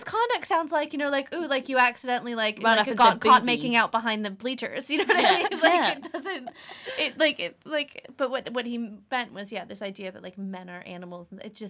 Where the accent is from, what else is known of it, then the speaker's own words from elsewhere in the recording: United States; Yeah, so I'm American, yeah.